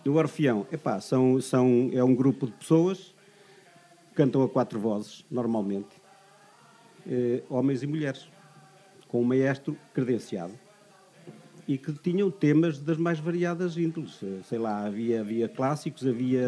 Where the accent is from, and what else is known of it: Santa Eufémia, Guarda, Portugal; born or raised there; moved away